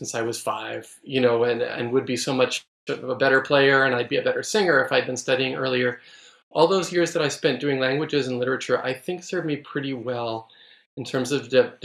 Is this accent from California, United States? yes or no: yes; San Francisco, California, United States; moved away; also born or lived in Texas; San Francisco, which of course is my hometown and yours